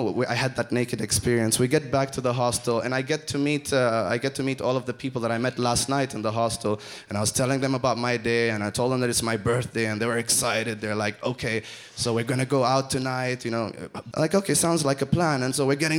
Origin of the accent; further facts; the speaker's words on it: Oman; I'm from Oman